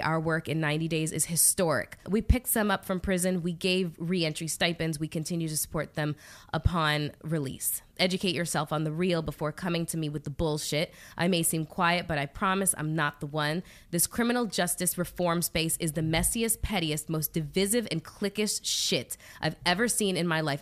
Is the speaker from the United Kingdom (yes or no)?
no; Canada; I'm Canadian